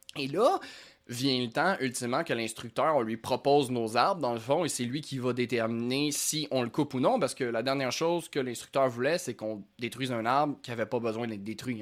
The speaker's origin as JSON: {"language": "French", "area": "Lanaudière", "region": "Quebec", "country": "Canada", "tie": "born or raised there", "said": "j'ai grandi dans la Nadière"}